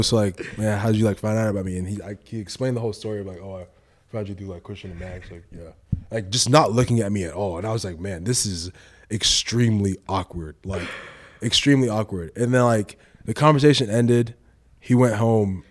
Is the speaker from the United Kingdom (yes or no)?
no; Nigeria; now in United States; I'm, I'm Nigerian, my nationality